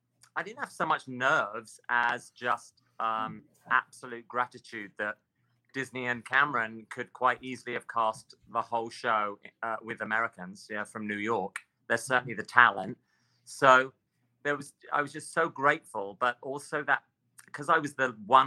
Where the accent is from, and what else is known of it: England, United Kingdom; accent: English